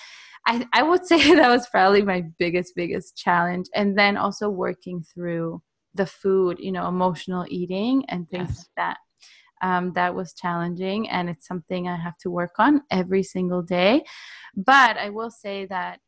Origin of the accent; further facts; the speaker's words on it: Israel; I'm from Israel